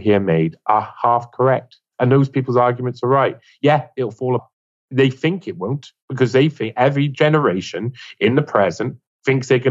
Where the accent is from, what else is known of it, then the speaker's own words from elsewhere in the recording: Wales, United Kingdom; I'm a Welshman.